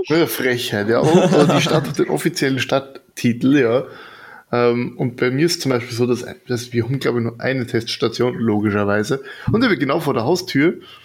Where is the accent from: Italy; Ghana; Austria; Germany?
Austria; Burgenland; ich komme jetzt aus dem Burgenland